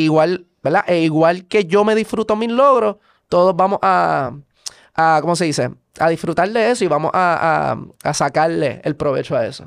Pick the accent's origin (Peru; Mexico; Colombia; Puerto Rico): Puerto Rico; also born or lived in Virginia, United States; Yo soy estadounidense, pero criado en Puerto Rico